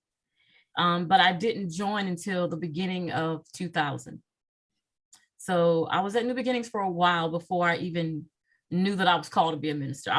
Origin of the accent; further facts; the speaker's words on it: Virginia Beach, Virginia, United States; moved away as an adult; also born or lived in North Dakota; now in Charlotte, United States; I am from Virginia Beach, Virginia. I'm a beach girl.